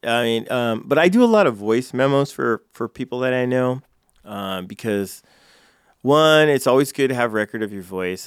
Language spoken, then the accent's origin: English; California, United States; moved away as an adult; now in Council Bluffs, United States; I'm from California